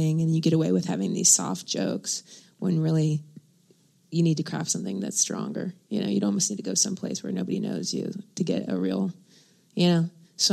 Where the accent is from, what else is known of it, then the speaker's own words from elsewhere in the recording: Dayton, Ohio, United States; the Dayton Funny Bone in February, which is my hometown in Ohio